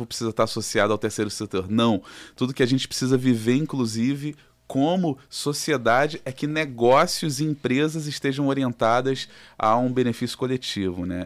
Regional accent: Rio de Janeiro, Brazil; aqui do Rio de Janeiro, somos do Rio.

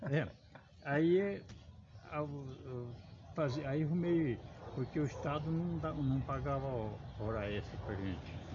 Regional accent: Marília, São Paulo, Brazil; born there; moved away as an adult; É, eu sou nascido em Marília, entrei na região aqui, entrei na, no estado em 1959, no estado.

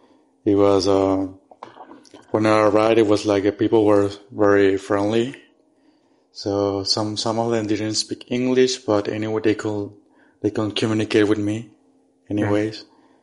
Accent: Paraguay; because I'm from Paraguay

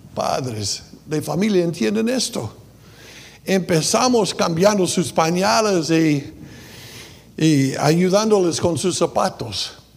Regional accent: United States; Spanish is a second language; moved away; soy gringo

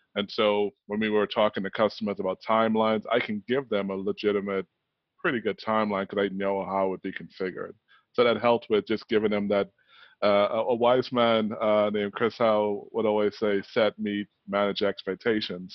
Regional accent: Bahamas; growing up in the Bahamas

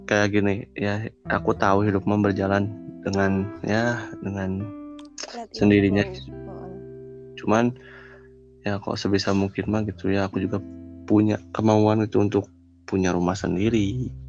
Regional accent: West Java, Indonesia; aku orang Sunda gitu ya emang aku nggak bisa jauh dari orang tua gitu

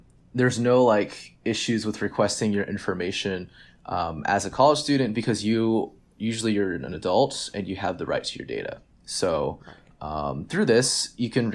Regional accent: Dallas, Texas, United States; I'm from Dallas

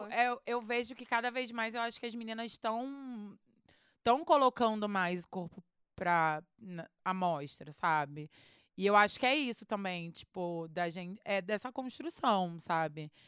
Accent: Rio de Janeiro, Brazil; eu sou do Rio

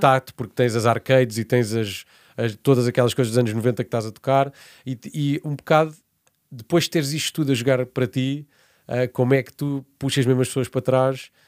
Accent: Portimão, Algarve, Portugal; moved away as an adult; also born or lived in Évora / Lisbon / Spain / Brazil; eu vivi até fora de Portimão, que é de onde eu sou

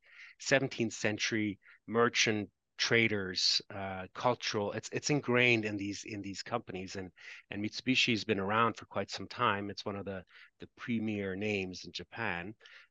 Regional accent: Canada; I'm Canadian, so I've worked in Canadian companies

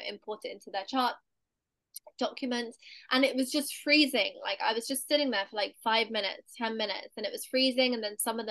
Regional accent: London, United Kingdom; So I'm in London right now. I was born in London.

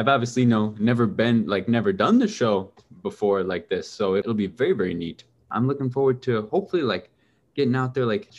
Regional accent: Oswego, Illinois, United States; Yeah, I'm from Oswego, Illinois, which is about an hour and a half or so from Chicago.

